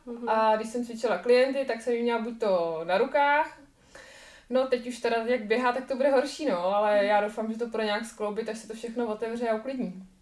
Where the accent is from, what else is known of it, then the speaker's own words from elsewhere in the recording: Czechia; u nás v Čechách